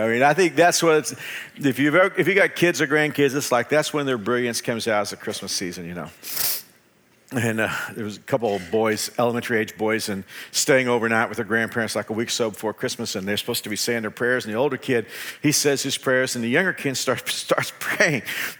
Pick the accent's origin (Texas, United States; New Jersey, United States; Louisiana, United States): Texas, United States; Dallas; now in Wichita, United States; I came from the Dallas-Fort Worth area 33 years ago, but I've loved living in Wichita because Wichitans are more polite